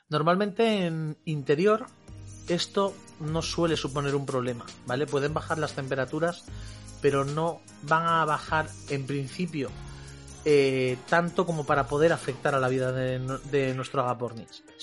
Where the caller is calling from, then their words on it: Valladolid, Castile and León, Spain; de Valladolid y tengo un par de agapornis.